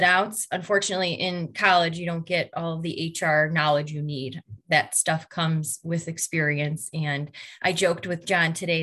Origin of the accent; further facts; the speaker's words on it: Brook Park, Ohio, United States; now in Brunswick, United States; I was born and raised in Brook Park, Ohio, and now a resident of Brunswick